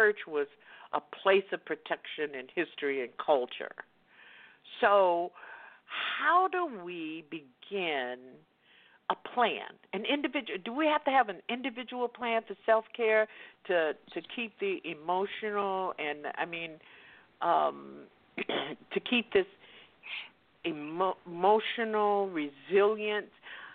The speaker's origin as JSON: {"language": "English", "region": "the South", "country": "United States", "tie": "born or raised there", "said": "I grew up in the Jim Crow South, and until I was in the ninth grade and had to go segregate the white school"}